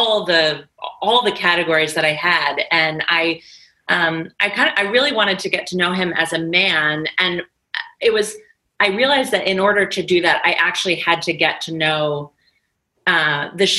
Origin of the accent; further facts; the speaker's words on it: United States; my country and my nation as an American